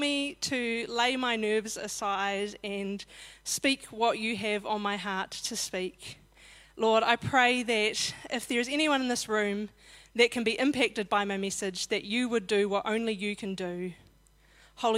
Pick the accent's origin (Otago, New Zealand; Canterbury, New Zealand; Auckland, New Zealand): Canterbury, New Zealand; Christchurch; I was born in Christchurch to Norma and Ted Moore